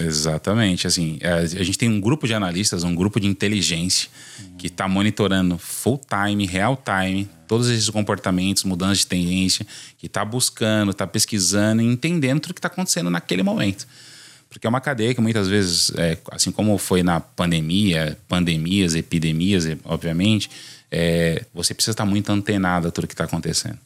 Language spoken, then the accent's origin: Portuguese; São Paulo, Brazil; sou nascido em São Paulo